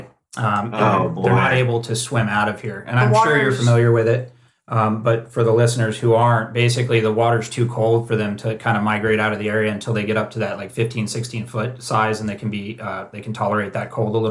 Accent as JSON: {"language": "English", "town": "Cocoa Beach", "region": "Florida", "country": "United States", "tie": "born or raised there", "moved": "as an adult", "lives_now": "Santa Cruz, United States", "said": "I grew up in Florida and we grew up poor"}